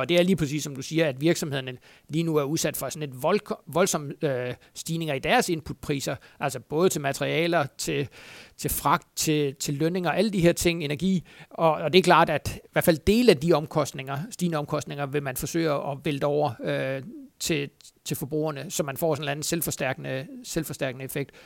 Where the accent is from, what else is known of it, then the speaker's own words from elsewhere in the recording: Funen, Southern Denmark, Denmark; nu er jeg jo Fynbo